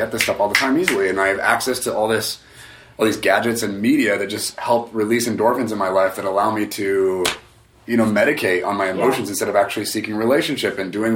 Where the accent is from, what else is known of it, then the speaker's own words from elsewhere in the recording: United States; just given my upbringing, especially being American